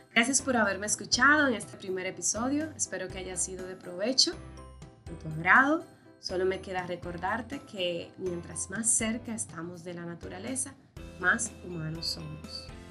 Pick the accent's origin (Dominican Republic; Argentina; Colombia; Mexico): Dominican Republic; Soy médico veterinario de la República Dominicana